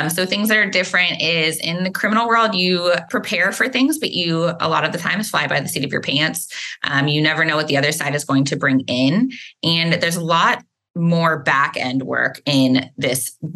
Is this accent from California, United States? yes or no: no; Dallas, Texas, United States; also born or lived in Austin, Texas; I grew up in the Dallas area